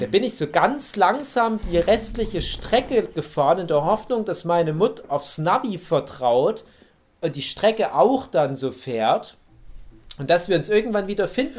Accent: Erzgebirge, Saxony, Germany; moved away; in meiner Heimat, meiner alten Heimat

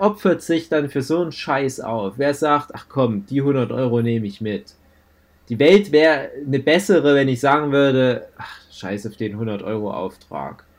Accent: Germany; also born or lived in Chemnitz; bei uns in Deutschland

